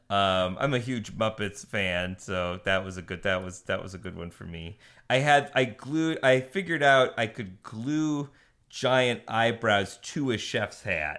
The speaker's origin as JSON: {"language": "English", "town": "Buffalo", "region": "New York", "country": "United States", "also_born_or_lived": "Boston", "moved": "as an adult", "lives_now": "Los Angeles, United States", "said": "I'm from Buffalo, New York, originally"}